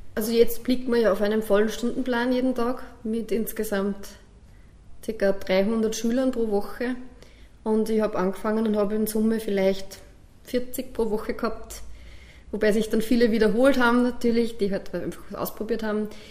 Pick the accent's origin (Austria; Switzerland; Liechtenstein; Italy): Austria; Bad Hall, Upper Austria; also born or lived in Kirchdorf an der Krems; im Batal, da wo ich aufgewachsen bin